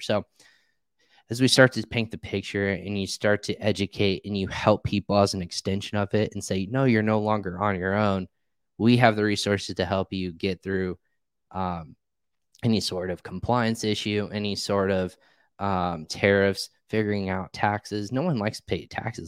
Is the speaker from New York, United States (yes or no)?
no; Indiana, United States; moved away as an adult; also born or lived in Richmond, Virginia; I grew up in the Midwest here in Indiana. I'm actually back here now